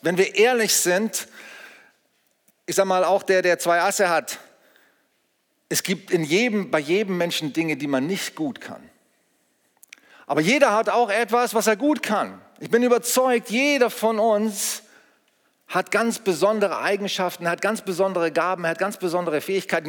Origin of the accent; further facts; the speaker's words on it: Germany; wir sind in Deutschland geboren